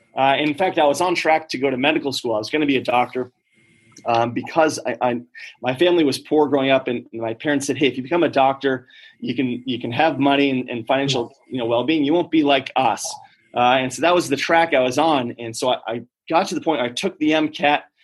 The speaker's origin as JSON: {"language": "English", "region": "Vermont", "country": "United States", "tie": "born or raised there", "said": "I grew up in poverty in Vermont"}